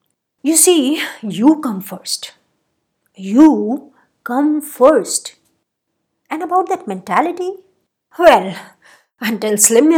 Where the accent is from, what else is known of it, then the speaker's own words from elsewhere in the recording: Rajasthan, India; I did a couple of years of growing up in Rajasthan, where the nose is a very important accoutrement in a woman's beauty paraphernalia.